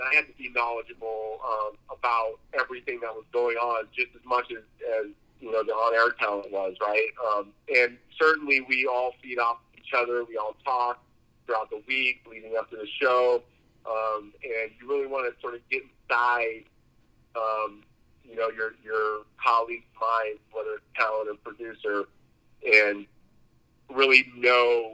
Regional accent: San Diego, California, United States; also born or lived in New York City; I'm a Southern California native, it's 100% the West Coast.

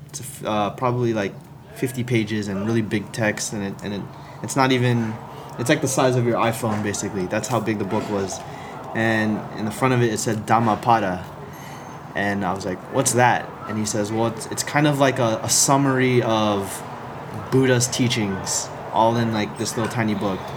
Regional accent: Philippines; I, I think it's because I'm Filipino, I like to dance, right?

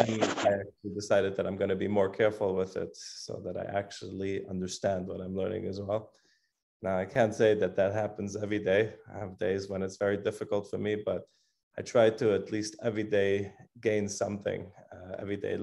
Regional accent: Switzerland; moved away; I'm originally from Switzerland

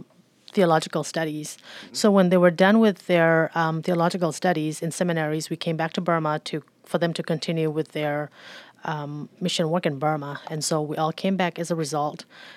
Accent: Philippines; Growing up in the Philippines, I was 12 years old when we moved to the Philippines.

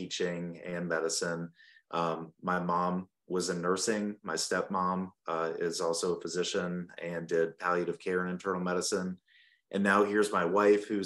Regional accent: Burlington, North Carolina, United States; moved away as an adult; also born or lived in Charleston, South Carolina; now in Spartanburg, United States; I grew up in North Carolina in Burlington, where my dad was a primary care doctor there

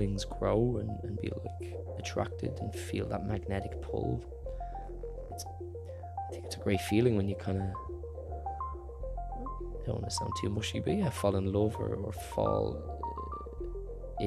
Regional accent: Ireland; I'm Irish

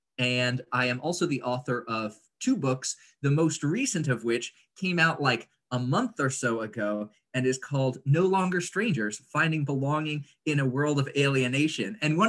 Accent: Indonesia; moved away as an adult; now in United States; I grew up in Indonesia, so that seems relevant to our current conversation. My family moved there when I was 3 years old, and then I moved back for college.

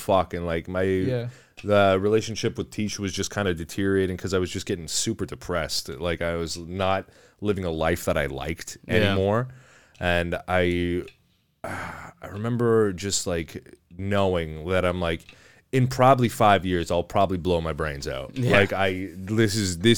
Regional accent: Chatham, Ontario, Canada; moved away; also born or lived in Windsor; I grew up in Chatham before I moved to Windsor.

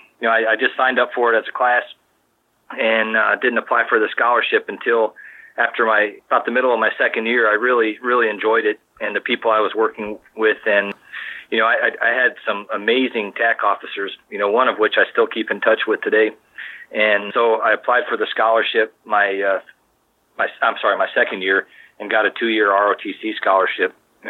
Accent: Maryland, United States; I also knew about it because I grew up in Maryland

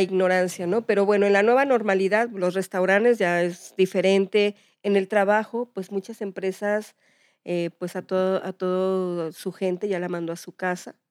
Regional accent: Mexico; somos así los mexicanos

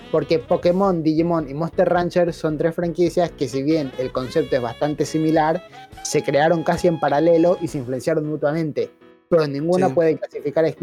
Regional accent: Argentina; also born or lived in Paraguay; Algo que se puede recalcar es que yo en realidad me crié en Paraguay, mientras que todos los demás se criaron acá en Argentina. Todos somos argentinos. Pero yo particularmente los primeros años, de los 3 hasta los 11 años, estuve en Paraguay.

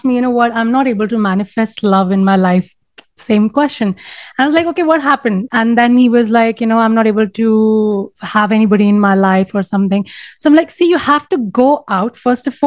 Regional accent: India; in India, it's like, we have a mixture of sort of, you know, influence of the Western world

